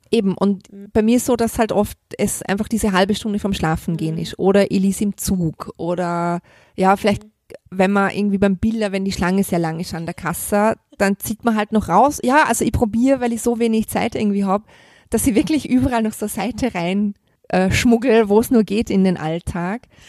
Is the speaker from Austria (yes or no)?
yes; Vorarlberg, Austria; moved away; ich komme aus Vorarlberg, mein Opa war beim Alpenverein, wir sind als Kinder immer viel wandern gegangen